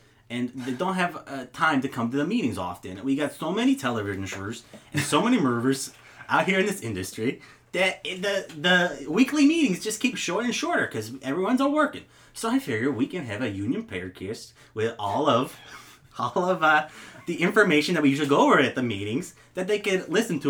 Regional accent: Minnetonka, Minnesota, United States; now in Los Angeles, United States; No, I grew up in Minnetonka, Minnesota.

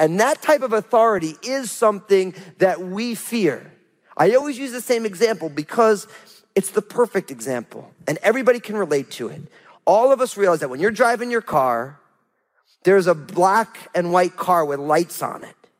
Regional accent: New Jersey, United States; I'm from New Jersey

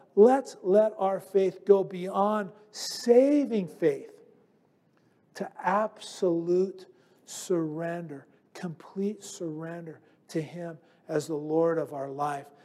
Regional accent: United States; I'm just an American.

